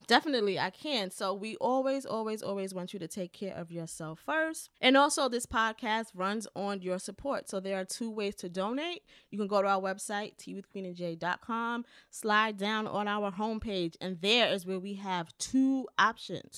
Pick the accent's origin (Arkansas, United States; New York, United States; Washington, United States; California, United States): New York, United States; I'm from New York, so I say decor